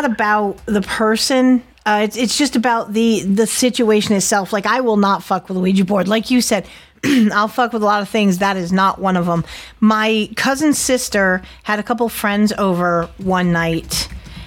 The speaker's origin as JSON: {"language": "English", "region": "Connecticut", "country": "United States", "tie": "born or raised there", "moved": "yes", "said": "being from Connecticut"}